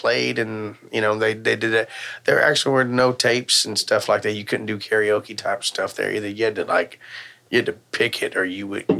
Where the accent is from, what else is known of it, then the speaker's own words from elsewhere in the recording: Crosby, Texas, United States; No, I'm from Crosby.